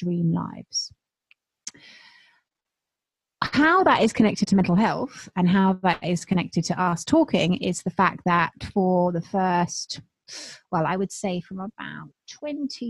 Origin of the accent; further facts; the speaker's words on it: United Kingdom; I'm British